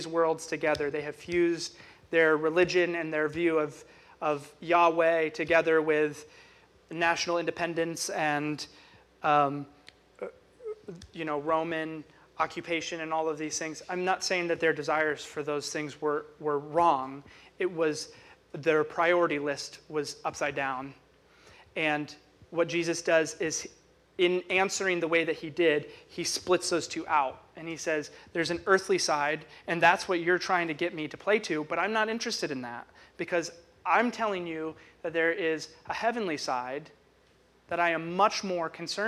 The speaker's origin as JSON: {"language": "English", "country": "United States", "said": "as an American"}